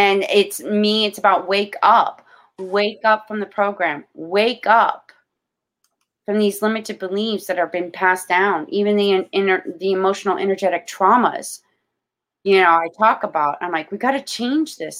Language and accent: English; Florida, United States; I'm born and raised in Florida. I'm a Floridian